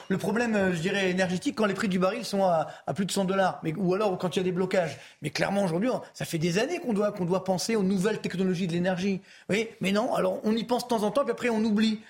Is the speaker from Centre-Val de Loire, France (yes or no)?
no; Orly, Île-de-France, France; je viens des HLM d'Orly, donc je suis pas loin de Créteil